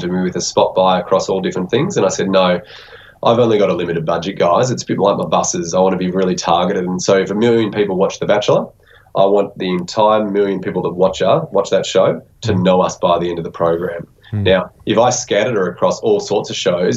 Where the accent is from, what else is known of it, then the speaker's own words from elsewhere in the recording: Victoria, Australia; now we're from Victoria